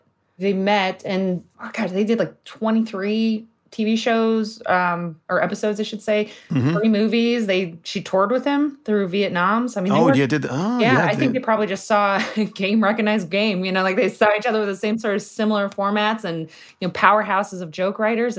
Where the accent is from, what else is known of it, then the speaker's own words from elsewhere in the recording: Ohio, United States; moved away; When I first moved out to Los Angeles, I thought I was like such a novelty of like, oh, I'm from Ohio.